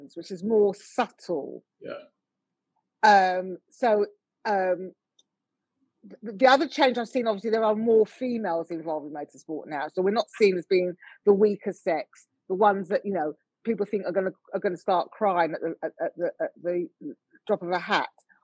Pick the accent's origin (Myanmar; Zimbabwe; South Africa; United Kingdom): United Kingdom; I'm born here. I'm British born.